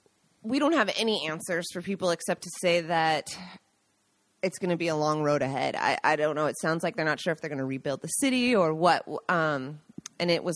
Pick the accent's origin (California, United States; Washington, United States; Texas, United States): Washington, United States; Seattle; now in Italy; I grew up in Seattle